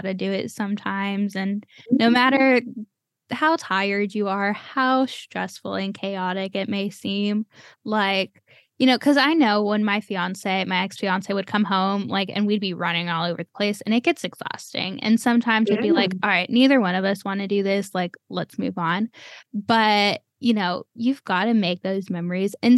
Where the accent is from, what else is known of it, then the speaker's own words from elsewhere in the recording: Cleveland, Ohio, United States; moved away; I'm from Cleveland, Ohio